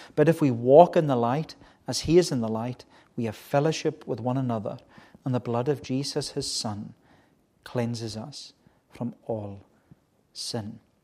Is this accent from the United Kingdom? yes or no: yes; Melbost, Scotland, United Kingdom; I was growing up, as you know, in the village uh, on the other side of the island in Melbost, a very, very good village to grow up in.